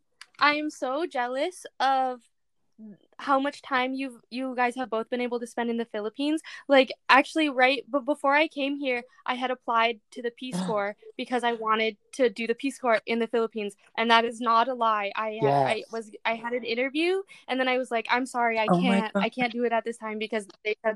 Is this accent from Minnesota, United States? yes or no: no; Michigan, United States; now in San Diego, United States; I grew up, I'm from Michigan. I grew up like on the right next to this river, like in the woods.